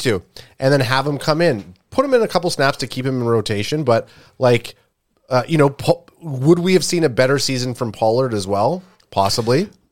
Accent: Canada; we're a Canadian group

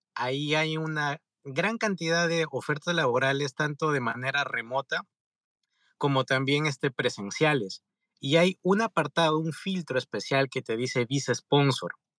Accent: Peru; moved away as an adult; now in California, United States; soy de Perú. En pocas palabras, vine terminando la carrera aquí a California, Estados Unidos

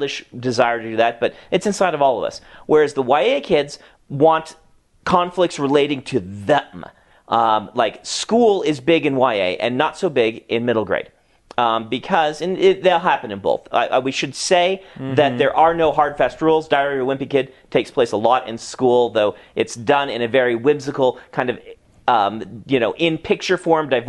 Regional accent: Nebraska, United States; moved away; I grew up in Nebraska

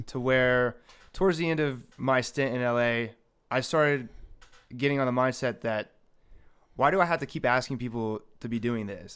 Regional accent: Marietta, Ohio, United States; now in Las Vegas, United States; So I'm originally born and raised in a small town named Marietta, Ohio. And never in a million years would I expect to end up in Las Vegas.

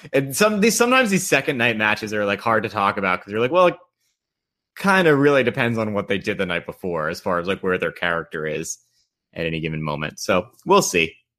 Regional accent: Long Island, New York, United States; moved away; also born or lived in North Carolina; Growing up on Long Island, I'm just sort of very comfortable in that, like, that, like, white ethnic milieu

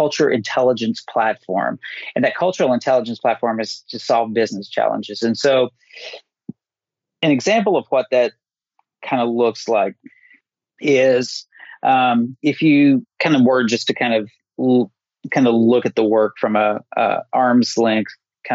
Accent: Appalachia, United States; somebody who is born and raised in Appalachia

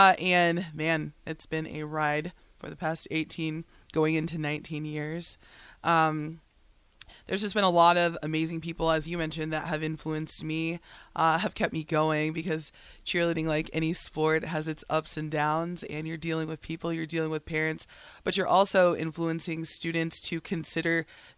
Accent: Lincoln, Nebraska, United States; I am from here in Lincoln.

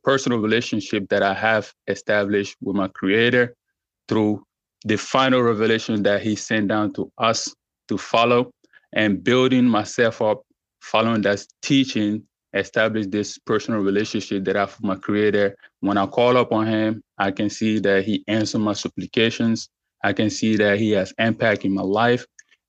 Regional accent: Côte d’Ivoire; now in Texas, United States; I'm originally from West Africa, Ivory Coast, to be precise, but I'm currently living in the United States of America, Texas

